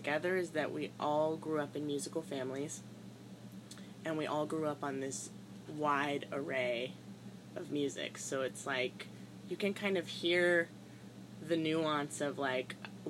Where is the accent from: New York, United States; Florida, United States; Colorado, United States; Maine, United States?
Colorado, United States; Denver; moved away as an adult; also born or lived in San Francisco Bay Area, California / Boston, Massachusetts; now in Nashville, United States; I grew up in Denver. I'm originally from the Bay Area.